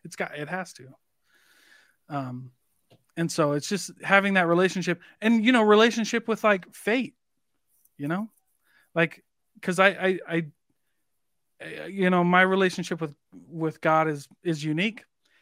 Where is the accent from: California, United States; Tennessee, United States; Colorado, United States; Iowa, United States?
Iowa, United States; Like, I'm from Iowa. Like, you raise corn and cattle.